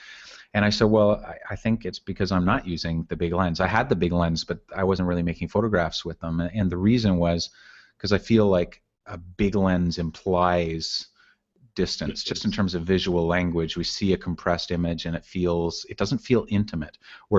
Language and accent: English; Canada; to me as a Canadian, it's not a, you know, say it won't have any words, so it's not going to be a nationalistic tribute to my country, but right. Just as, I mean, I grew up in the wilds of Canada